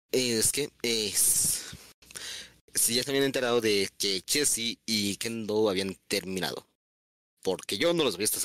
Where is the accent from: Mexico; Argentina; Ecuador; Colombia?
Colombia; pidan que no queramos chisme cuando veamos algo interesante en el chat, porque somos colombianos.